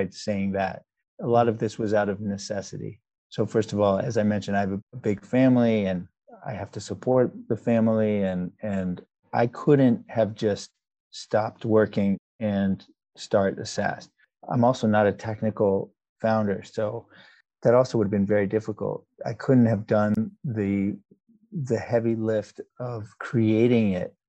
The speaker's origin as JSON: {"language": "English", "region": "New York area", "country": "United States", "tie": "born or raised there", "also_born_or_lived": "South Africa / Canada", "moved": "as an adult", "lives_now": "Boston, United States", "said": "I spent most of my childhood growing up in the New York area and stayed in the Northeast, and I'm now in the Boston area"}